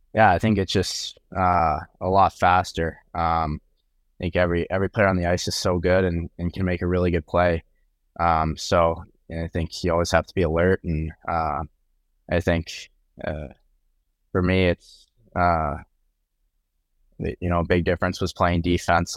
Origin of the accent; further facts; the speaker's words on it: Boston, Massachusetts, United States; growing up in Boston